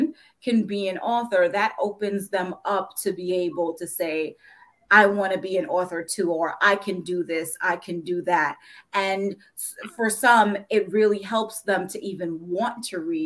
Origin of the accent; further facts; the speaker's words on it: New York City, New York, United States; moved away as an adult; also born or lived in Jamaica; now in Northern Virginia, United States; I grew up in Brooklyn, New York, but where there were plenty of Black people around, but we live in Northern Virginia